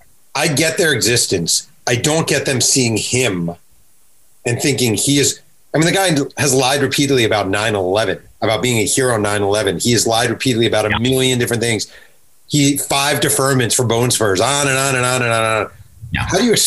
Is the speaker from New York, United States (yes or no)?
yes; New York, United States; I'm from New York, and I've seen Donald Trump up close for years